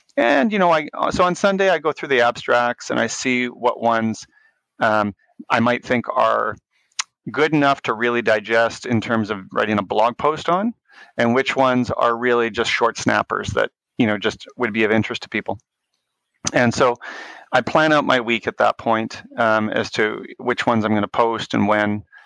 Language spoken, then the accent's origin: English; Winnipeg, Manitoba, Canada; I grew up in Winnipeg, uh, Manitoba, in Canada